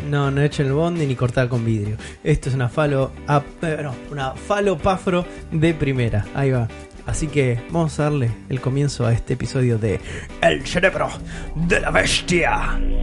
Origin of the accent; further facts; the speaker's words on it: Argentina; Somos argentinos